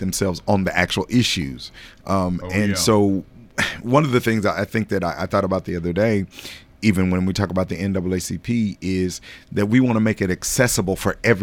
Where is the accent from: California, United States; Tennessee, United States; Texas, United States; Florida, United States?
Tennessee, United States; Nashville; also born or lived in Jackson, Mississippi; now in Murfreesboro, United States; My home is Nashville. I was born and raised in Nashville, East right. Nashville